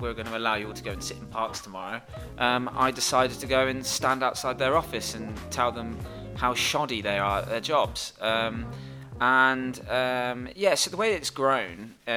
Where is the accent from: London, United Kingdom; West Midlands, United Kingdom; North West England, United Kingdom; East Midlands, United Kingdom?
West Midlands, United Kingdom; Worcestershire; I'm from Worcestershire